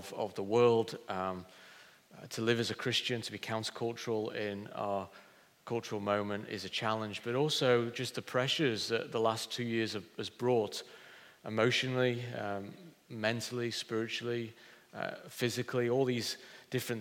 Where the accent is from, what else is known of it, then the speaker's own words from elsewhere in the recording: Pontefract, Yorkshire and the Humber, United Kingdom; moved away as an adult; now in Hull, United Kingdom; I've lived in Hull longer than I actually lived in my hometown, which is Pontefract near Leeds